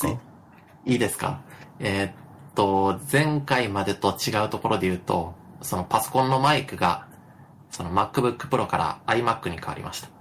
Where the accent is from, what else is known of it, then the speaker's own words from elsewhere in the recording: Wakayama, Japan; moved away as an adult; also born or lived in Tokyo; 僕の実家で住んでる